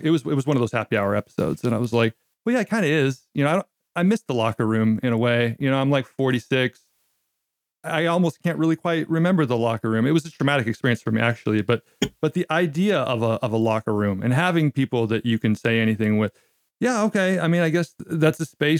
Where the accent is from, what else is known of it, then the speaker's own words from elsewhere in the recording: Gladstone, Oregon, United States; moved away as an adult; also born or lived in Portland, Oregon; now in Japan; I was born in the city of Portland, but then quickly my white family retreated into the vanilla suburbs of Gladstone, which is where I was raised